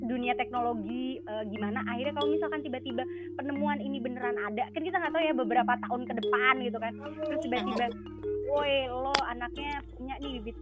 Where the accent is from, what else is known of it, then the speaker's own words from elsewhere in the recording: Java, Indonesia; kita kan namanya orang Jawa saya orang Jawa gitu kan